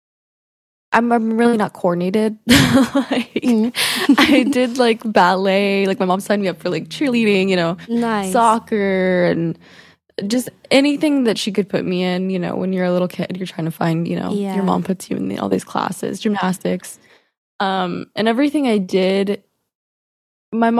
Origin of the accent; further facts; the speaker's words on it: Dallas, Texas, United States; accent: twang; I am from Dallas, Texas, in America.